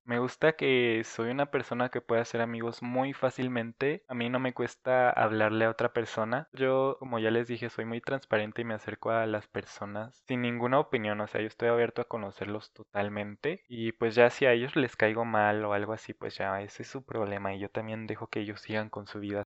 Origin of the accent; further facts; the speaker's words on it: Querétaro, Mexico; tengo 19 años, soy de Querétaro